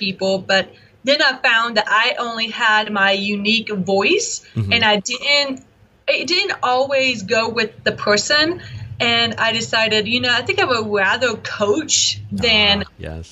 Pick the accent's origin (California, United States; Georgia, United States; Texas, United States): Georgia, United States; Byron; I grew up in a little town called Byron, Georgia. It's in the middle, literally the middle of Georgia